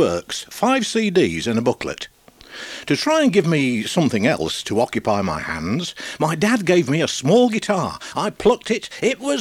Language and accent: English; Sheffield, Yorkshire and the Humber, United Kingdom; I was born in Yorkshire ages ago. In Sheffield my life began